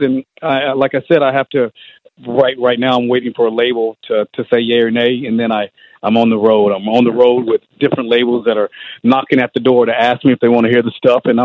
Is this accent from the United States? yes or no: yes; Georgia, United States; growing up in Georgia